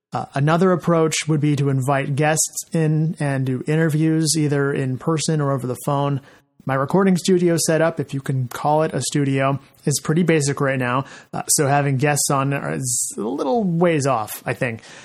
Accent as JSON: {"language": "English", "town": "Fresno", "region": "California", "country": "United States", "tie": "born or raised there", "said": "my hometown of Fresno"}